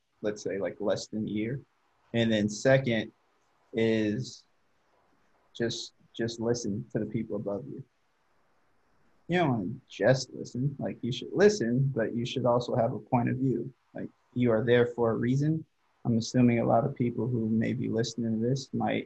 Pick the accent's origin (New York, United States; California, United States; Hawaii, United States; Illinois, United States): California, United States; Hercules; moved away as an adult; also born or lived in Nebraska; I grew up in the city called Hercules